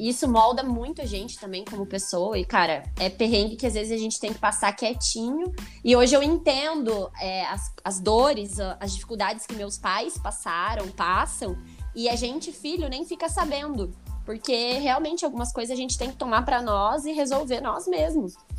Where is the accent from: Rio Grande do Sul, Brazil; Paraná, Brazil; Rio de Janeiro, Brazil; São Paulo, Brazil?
Paraná, Brazil; Ponta Grossa; moved away as an adult; also born or lived in Medianeira; eu sou de Ponta Grossa